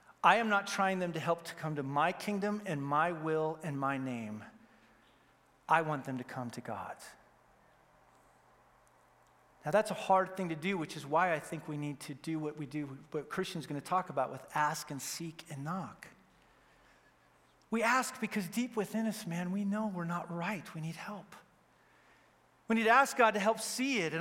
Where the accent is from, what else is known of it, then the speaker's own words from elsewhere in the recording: Wyoming, United States; I grew up in Wyoming, and so we have more cattle than people